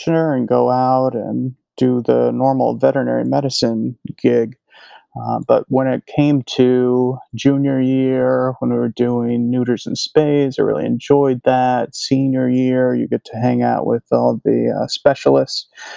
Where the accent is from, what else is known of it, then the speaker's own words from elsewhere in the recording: Illinois, United States; moved away as an adult; also born or lived in Prince Edward Island / Houston, Texas / Virginia; now in New Jersey, United States; I'm originally from Illinois and did vet school there